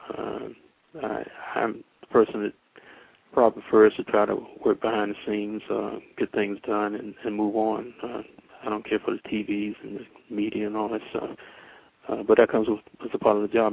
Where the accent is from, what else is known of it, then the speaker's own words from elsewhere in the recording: Winston-Salem, North Carolina, United States; also born or lived in Washington, D.C. / Durham, North Carolina; I was born in Washington D.C., but I was raised and grew up in Winston Salem, North Carolina. Uh, since five years old